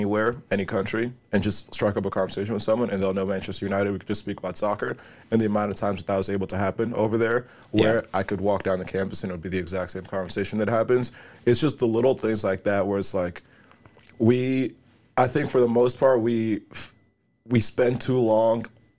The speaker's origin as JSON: {"language": "English", "country": "Nigeria", "tie": "born there", "said": "So we were there for 2 months, and so I was, you know, I was born in Nigeria."}